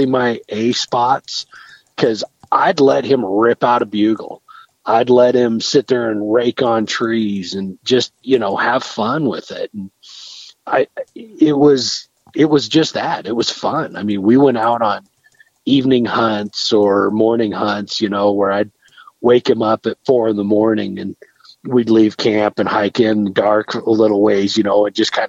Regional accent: Northeast Arizona, United States; I grew up hunting deer in Northeast Arizona.

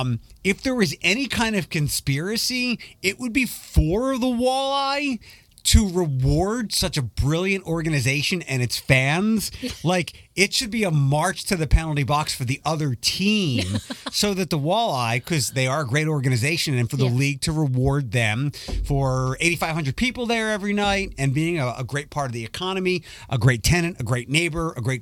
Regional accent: Philadelphia, Pennsylvania, United States; moved away; when I was a kid growing up in Philadelphia, when I went to Temple University

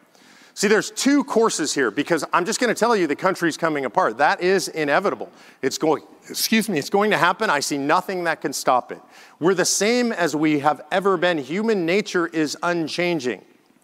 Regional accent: Mississippi, United States; the same products as if I were back home in Mississippi all the way to New York.

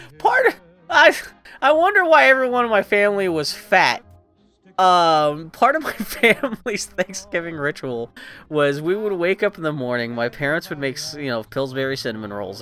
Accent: East Coast, United States; moved away; I grew up on the on the East Coast

